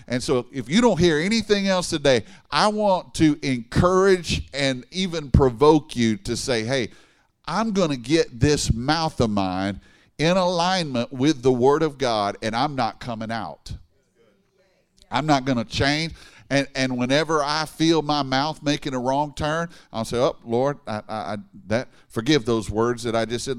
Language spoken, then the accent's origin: English; Baton Rouge, Louisiana, United States; moved away as an adult; now in Dallas, United States; I grew up in Baton Rouge